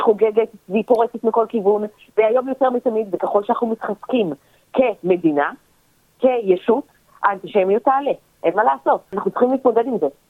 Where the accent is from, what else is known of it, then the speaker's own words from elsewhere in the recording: Israel; moved away as an adult; also born or lived in Australia / Tel Aviv, Israel; חזרתי לארץ דקה לפני הקורונה. האמת היא שגרתי באוסטרליה במשך 15